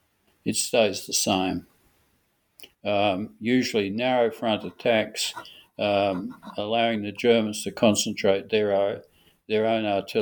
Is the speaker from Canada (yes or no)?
no; Australia; Some people think I don't approve of Sir Douglas Haig because I'm an Australian.